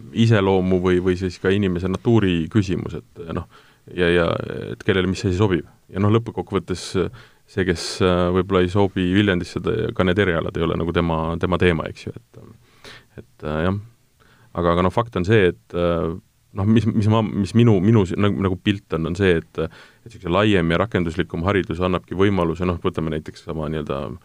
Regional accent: Tartu, Tartu County, Estonia; mina olen ise Tartust pärit

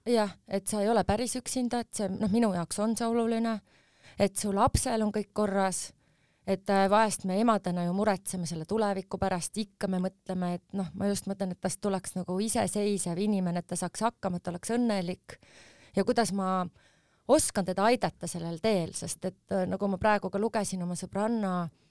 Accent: Tallinn, Harju County, Estonia; ma sündisin Tallinnas ja me elasime Mustamäel ja mu vanemad elavad siiamaani Mustamäel

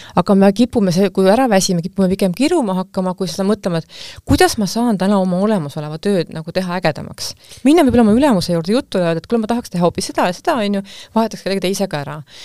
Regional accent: Estonia; ma olen ju eestlane

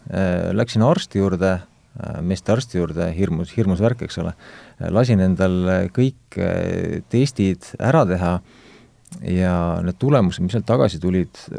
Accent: Estonia; olen mõnes mõttes väga tavaline Eesti mees

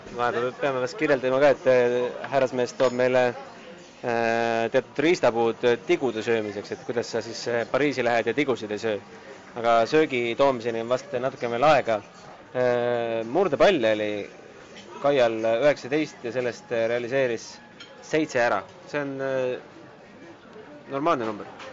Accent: Estonia; oleme Eestist

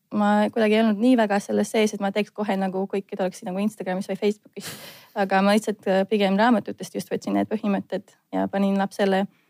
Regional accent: Latvia; Estonian is a second language; now in Estonia; ma olen lätlane

